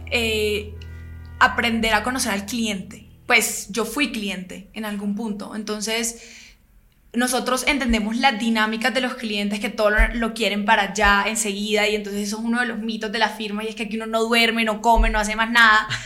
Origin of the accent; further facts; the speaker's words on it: Barranquilla, Atlántico, Colombia; evidentemente soy barranquillera